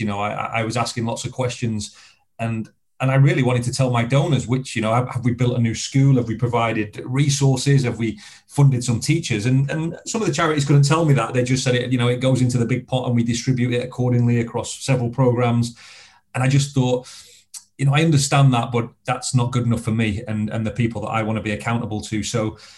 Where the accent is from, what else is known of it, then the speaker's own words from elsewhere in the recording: Blackpool, North West England, United Kingdom; I grew up in Blackpool, um, in Lancashire